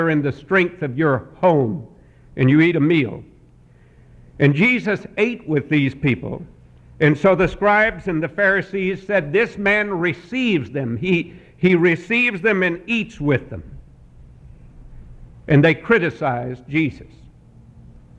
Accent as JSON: {"language": "English", "town": "Montreat", "region": "North Carolina", "country": "United States", "said": "I am from Montreat, North Carolina."}